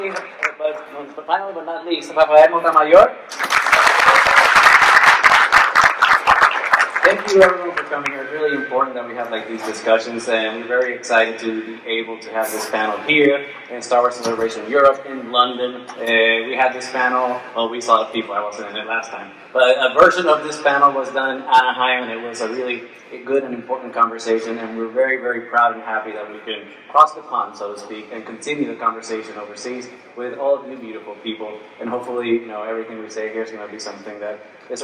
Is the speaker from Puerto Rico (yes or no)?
yes; Puerto Rico; I'm from Puerto Rico